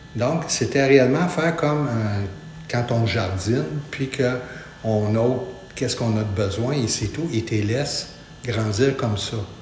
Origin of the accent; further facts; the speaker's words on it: Montreal, Quebec, Canada; Je suis un natif de Montréal, de la petite patrie